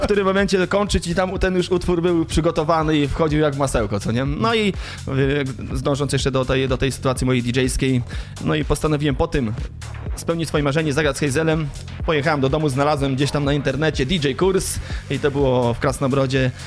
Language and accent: Polish; Grądki, Warmian-Masurian Voivodeship, Poland; moved away as an adult; also born or lived in Gdańsk, Poland / Netherlands; now in Germany; Ogólnie pochodzę z Marmi Mazur, z takiej malutkiej miejscowości Grądki, tam się wychowałem